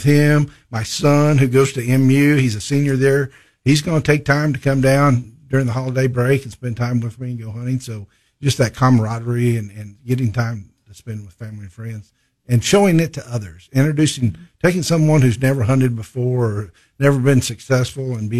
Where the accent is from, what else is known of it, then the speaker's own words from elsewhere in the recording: Barry County, Missouri, United States; I grew up in Berry County, real close to the Arkansas state line